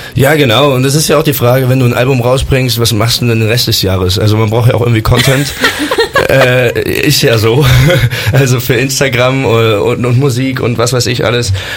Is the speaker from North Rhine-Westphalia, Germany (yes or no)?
yes; Bonn, North Rhine-Westphalia, Germany; ich komme aus Bonn